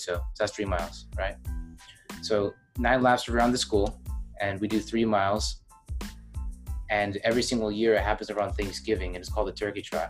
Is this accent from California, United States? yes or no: no; New Mexico, United States; now in Illinois, United States; I'm from New Mexico